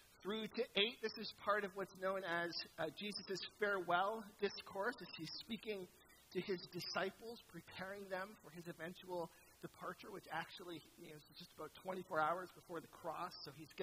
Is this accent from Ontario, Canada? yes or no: yes; St. Catharines, Ontario, Canada; I was from St. Catharines, home of Walter Ostenick